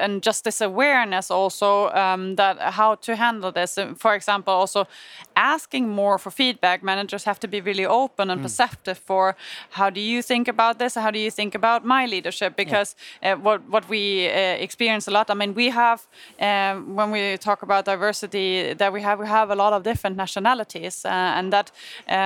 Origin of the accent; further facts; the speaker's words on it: Germany; English is a second language; moved away as an adult; now in Sweden; I come from Germany